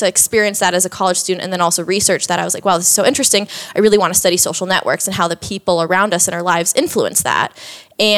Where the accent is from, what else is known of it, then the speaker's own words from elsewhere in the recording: Orlando, Florida, United States; moved away as an adult; also born or lived in Georgia; now in Austin, United States; I grew up in Orlando, Florida. That's where I'm originally from